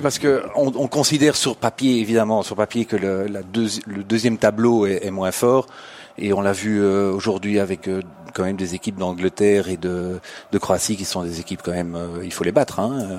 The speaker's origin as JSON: {"language": "French", "country": "Belgium", "said": "moi je suis belge"}